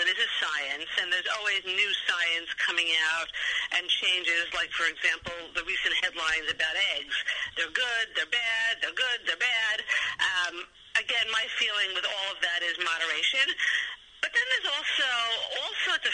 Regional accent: New York City, New York, United States; I am from New York

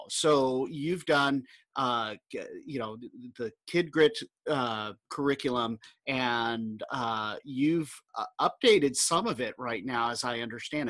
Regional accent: Southern California, United States; I grew up in Southern California

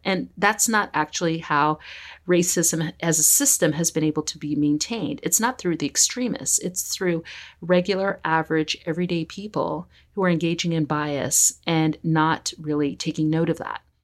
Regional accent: United States; now in Victoria, Canada; I'm from the United States

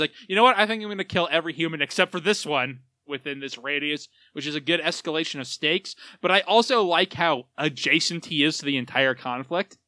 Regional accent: United States; as an American

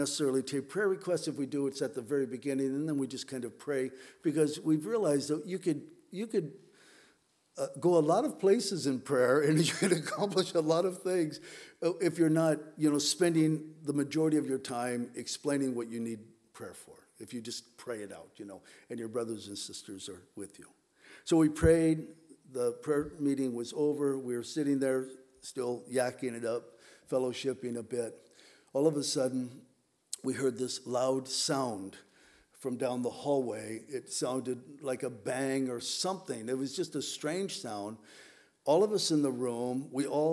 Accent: Southern California, United States; moved away as an adult; now in Whidbey Island, United States; I grew up in Southern California

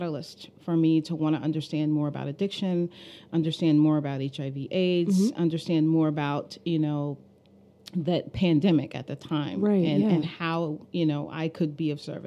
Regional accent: New York City, New York, United States; now in Philadelphia, United States; Bedford-Stuyvesant community, where I grew up

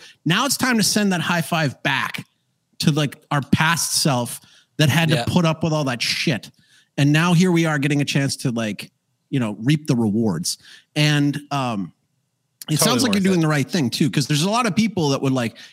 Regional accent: Calgary, Alberta, Canada; now in Paraguay; I grew up in Calgary, Alberta, Canada

